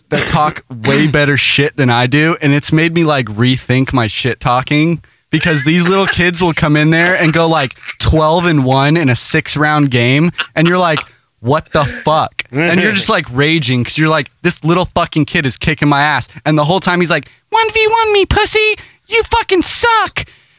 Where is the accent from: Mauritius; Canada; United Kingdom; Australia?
United Kingdom; Scotland; also born or lived in Ireland; I mean, technically, I'm Scottish and Irish.